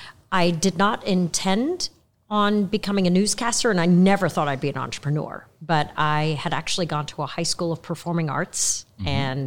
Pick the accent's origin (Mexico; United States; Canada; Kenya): Kenya; born there; also born or lived in Tanzania; I was born in Kenya then lived in Tanzania.